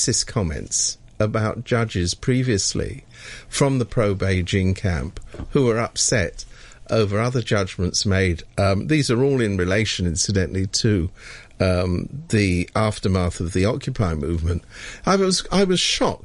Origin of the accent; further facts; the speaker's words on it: United Kingdom; being British